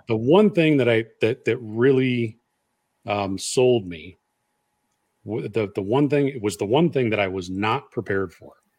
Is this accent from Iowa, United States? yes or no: yes; Iowa, United States; I'm from Iowa